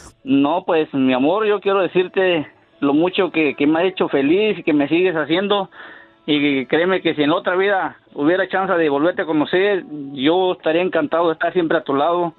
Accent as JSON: {"language": "Spanish", "country": "Mexico", "said": "como uno mexicano"}